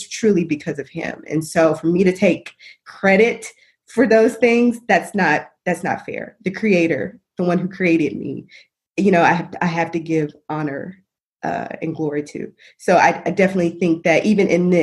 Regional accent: Little Rock, Arkansas, United States; moved away; I'm from born and raised in Little Rock, Arkansas / North Little Rock

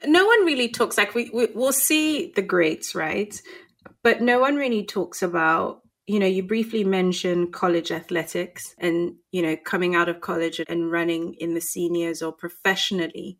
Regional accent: Nigeria; also born or lived in London; As a Nigerian

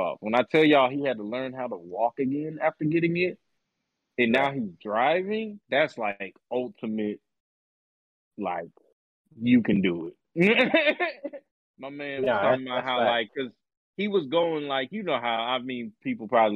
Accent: Boston, Massachusetts, United States; moved away; You all know I'm not from the South. I'm from Boston.

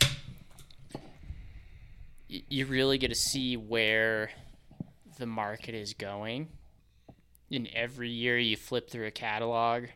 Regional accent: Grand Junction, Colorado, United States; growing up in Grand Junction

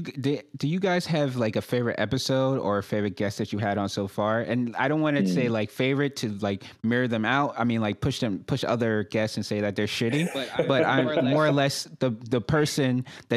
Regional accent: New York City, New York, United States; now in Charlotte, United States; I'm a transplant myself. I'm originally from Brooklyn, New York.

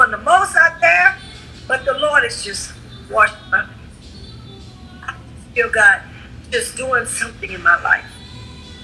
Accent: Beaumont, Texas, United States; I'm a Texan, but I'm not only Texan, I'm a Beaumonter, right? We're Beaumonters. Beaumont means beautiful. So we're beautiful Beaumonters

